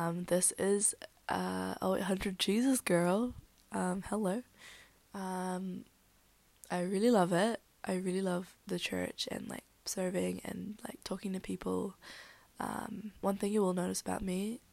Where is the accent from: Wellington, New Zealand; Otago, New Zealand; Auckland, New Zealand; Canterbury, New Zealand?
Wellington, New Zealand; born or raised there; also born or lived in Philippines